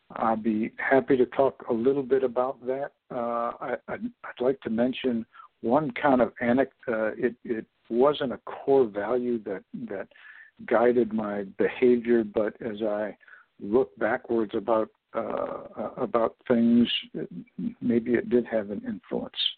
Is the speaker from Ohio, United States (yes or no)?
no; Corning, New York, United States; I was born in Corning, New York